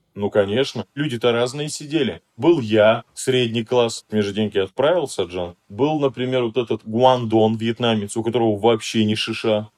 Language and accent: Russian; Ulan-Ude, Buryatia, Russia; Я говорю, из России